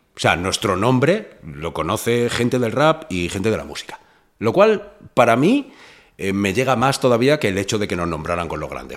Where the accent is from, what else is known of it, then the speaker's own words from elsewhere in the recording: Fuenlabrada, Community of Madrid, Spain; yo me crié en, en Fuenlabrada